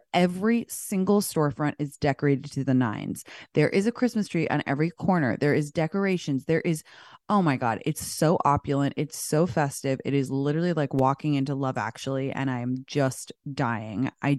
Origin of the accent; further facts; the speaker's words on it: London, United Kingdom; moved away as an adult; I'm from London originally. I know I sound like a Valley girl, but I grew up in London until I was 19, and my parents still live here.